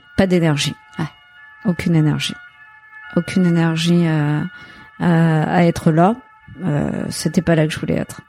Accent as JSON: {"language": "French", "town": "Marseille", "region": "Provence-Alpes-Côte d'Azur", "country": "France", "tie": "born or raised there", "said": "j'ai grandi à Marseille. Je suis née à Marseille, 100% marseillaise."}